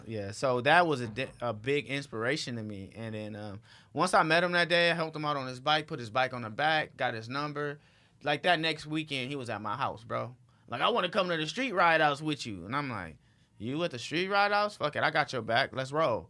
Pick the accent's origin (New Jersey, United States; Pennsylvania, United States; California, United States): California, United States; Los Angeles; I'm from Watts